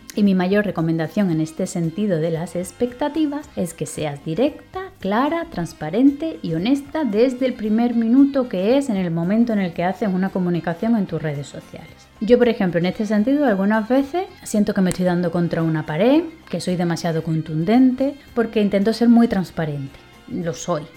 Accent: Seville, Andalusia, Spain; moved away; also born or lived in Madrid; yo soy española soy de Sevilla, aunque he vivido en Madrid muchísimos años

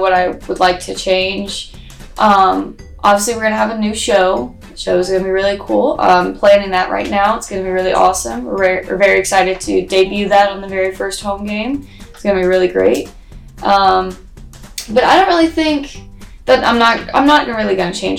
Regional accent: Warner Robins, Georgia, United States; I'm from Warner Robins. I went to Northside High School. I graduated from there in 2017

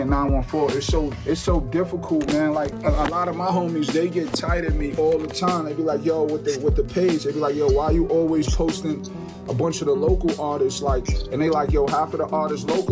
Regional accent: Mount Vernon, New York, United States; now in Yonkers, United States; I'm from Mount Vernon, but I reside in Yonkers now for the last couple years

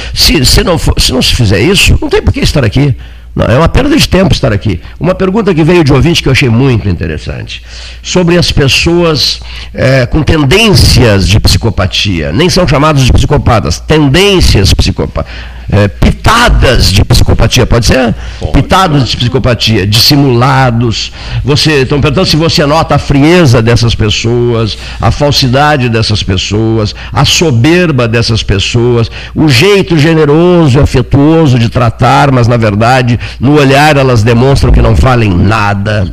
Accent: Pelotas, Rio Grande do Sul, Brazil; Nós que somos de Pelotas

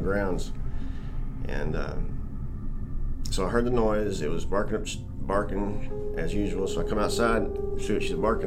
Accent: Lake Palestine, Texas, United States; I'm from the Lake Palestine. It's more towards the Tyler area

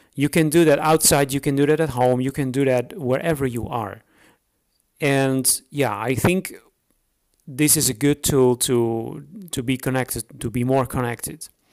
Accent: Netherlands; English is a second language; moved away as an adult; now in Romania; I'm uh, I'm Dutch, so I'm from the Netherlands. But I'm living now for about eight years

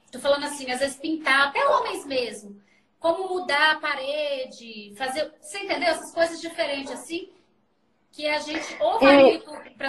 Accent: Minas Gerais, Brazil; Mas eu sou mineira, nasci em Minas. Eu só falo seis, é vai, na vai, na foi.

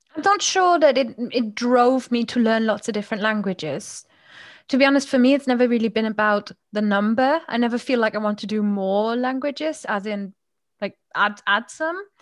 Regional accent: Germany; accent: Moselfränkisch; first language German; English is a second language; now in United Kingdom; I grew up with a really strong dialect of German spoken in my household as well.

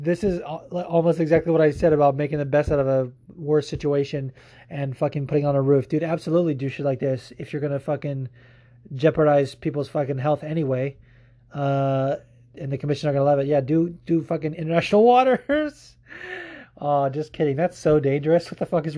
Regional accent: United States; I'm super American

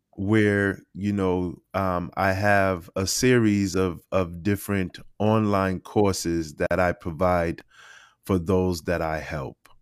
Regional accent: Boston, Massachusetts, United States; I grew up in Boston, Massachusetts. I was raised in Dorchester

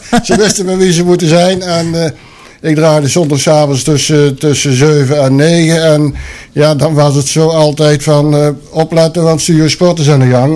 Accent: Sint Hubert, North Brabant, Netherlands; moved away as an adult; now in Boxmeer, Netherlands; Ik ben geboren in Sint-Hubert. Heb ik 28 jaar gewoond.

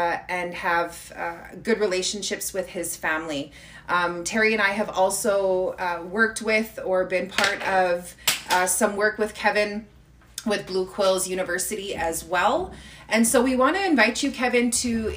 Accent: Kehewin Cree Nation, Alberta, Canada; I'm from the Kihiwin Cree Nation here in Treaty 6 territory.

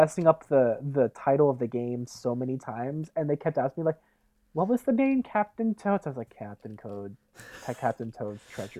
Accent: Indiana, United States; born or raised there

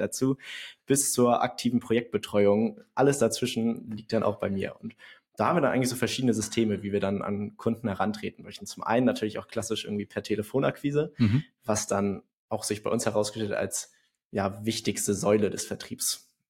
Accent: Hamburg, Germany; Ich bin 23 Jahre alt und auch so geboren und aufgewachsen in Hamburg.

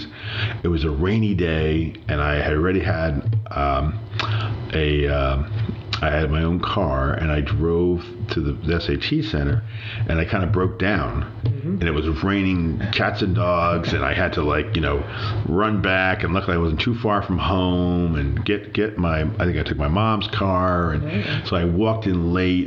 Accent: New Jersey, United States; also born or lived in Elizabeth, New Jersey; Born in a town called Elizabeth, New Jersey, kind of a more urban area of New Jersey

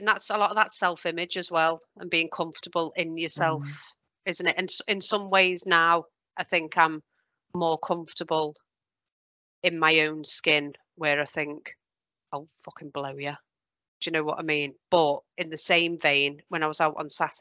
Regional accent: Merseyside, North West England, United Kingdom; I'm from Merseyside

